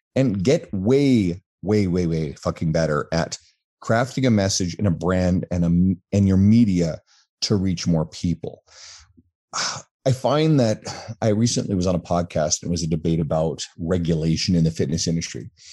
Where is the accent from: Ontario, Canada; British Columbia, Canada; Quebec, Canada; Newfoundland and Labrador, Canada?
Newfoundland and Labrador, Canada; now in Edmonton, Canada; I'm originally from the East Coast of Canada, an island called Newfoundland